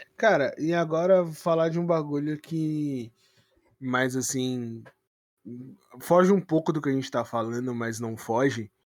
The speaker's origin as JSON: {"language": "Portuguese", "region": "São Paulo", "country": "Brazil", "said": "eu sou de São Paulo"}